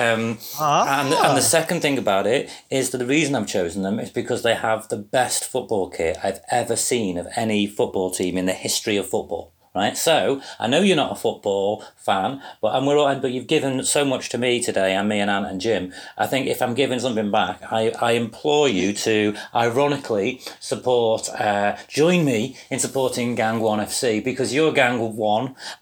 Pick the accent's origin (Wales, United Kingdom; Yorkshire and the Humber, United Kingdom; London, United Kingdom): Wales, United Kingdom; as a Welshman, a proud Welshman